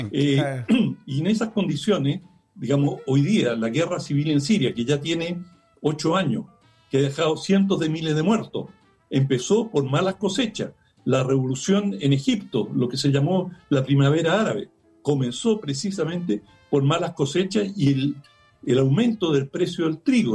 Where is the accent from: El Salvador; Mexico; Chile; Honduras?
Chile; como chilenos